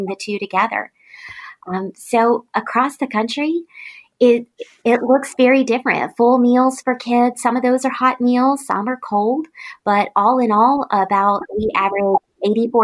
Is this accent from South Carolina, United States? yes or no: no; Tifton, Georgia, United States; This was my hometown I'd grown up